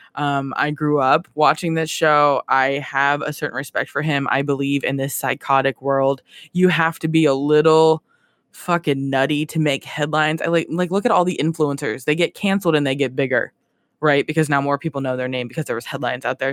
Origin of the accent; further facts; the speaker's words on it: Ohio, United States; I'm from Ohio. Corn is all we